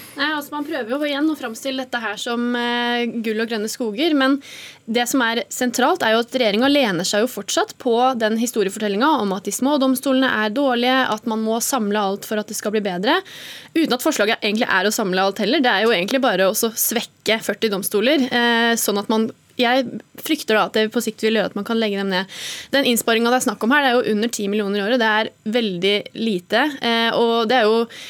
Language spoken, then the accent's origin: Norwegian; Innlandet, Norway; i Innlandet, da, der jeg kommer fra